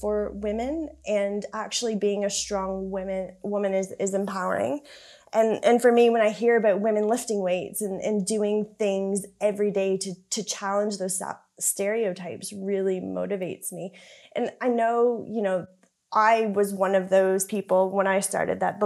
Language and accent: English; Canada; moved away; So I grew up in Canada. You can probably tell I've got a bit of a strange accent